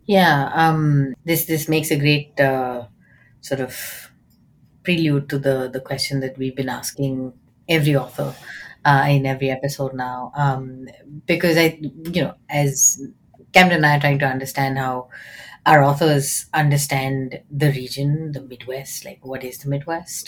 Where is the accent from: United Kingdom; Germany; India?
India; moved away as an adult; now in United States; when I was growing up in India